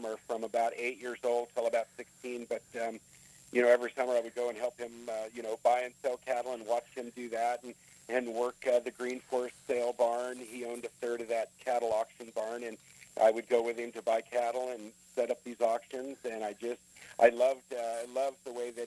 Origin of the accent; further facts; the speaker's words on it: Southern California, United States; also born or lived in Northwest Arkansas; I was born and raised in Southern California, but my grandfather and all my rest of my family was from Northwest Arkansas